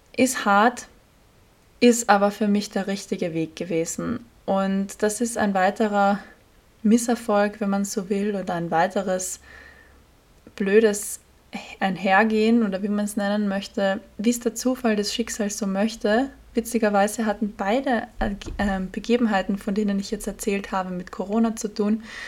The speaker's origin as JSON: {"language": "German", "country": "Austria", "said": "als Österreicherin"}